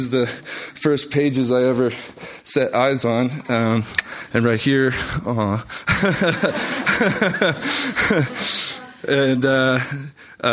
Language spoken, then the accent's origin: English; Highlands Ranch, Colorado, United States; Growing up in Highlands Ranch